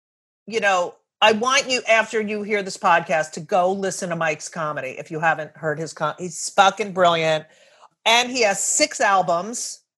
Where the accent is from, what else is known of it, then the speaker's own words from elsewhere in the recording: Clark, New Jersey, United States; I am also from New Jersey.